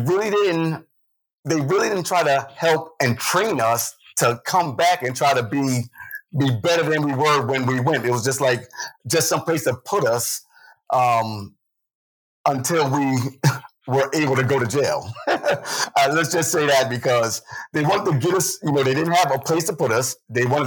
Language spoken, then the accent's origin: English; New Haven, Connecticut, United States; I've been here all my life. I'm 50 years old. So besides that, my story is, I pretty much grew up here in the city